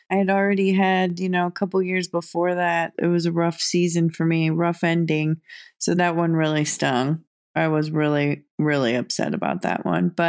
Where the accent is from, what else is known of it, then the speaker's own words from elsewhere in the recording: St. Louis, Missouri, United States; moved away; my hometown, St. Louis